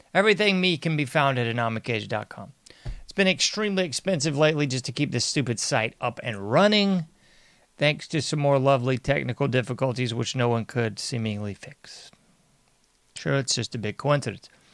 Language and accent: English; United States; I'm an American